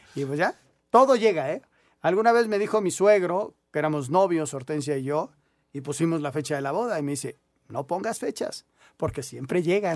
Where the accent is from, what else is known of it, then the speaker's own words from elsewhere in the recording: Mexico; yo lo veo desde el punto de vista mexicano, latino